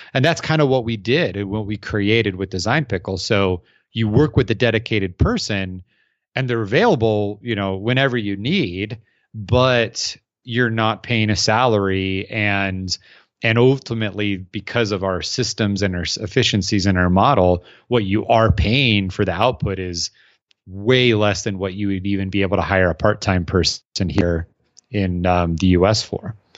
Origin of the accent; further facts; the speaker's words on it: Arizona, United States; I'm from Arizona, so they don't, we don't have stacked together buildings